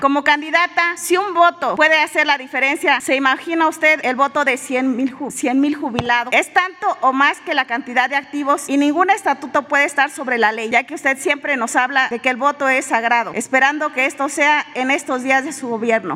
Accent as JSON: {"language": "Spanish", "country": "Mexico", "said": "vengo como mexicana, como petrolera"}